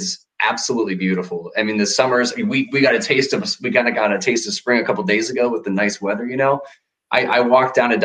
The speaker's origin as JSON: {"language": "English", "town": "Harborcreek", "region": "Pennsylvania", "country": "United States", "also_born_or_lived": "Florida / Orlando", "moved": "as an adult", "said": "I'm from Harbor Creek"}